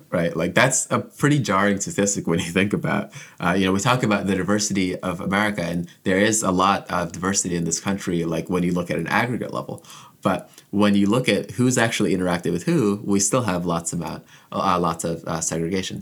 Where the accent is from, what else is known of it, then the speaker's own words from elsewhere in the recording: Orlando, Florida, United States; moved away as an adult; also born or lived in Jamaica / Ann Arbor, Michigan; now in Ithaca, United States; I was born in Jamaica, but I immigrated to the U S as a kid and grew up mostly in Central Florida, uh, in the Orlando area